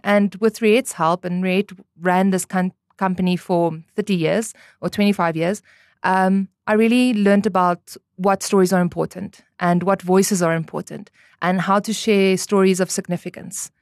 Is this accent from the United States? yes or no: no; Namibia; also born or lived in Stellenbosch, South Africa; born and raised in Namibia, went to Eros Primary School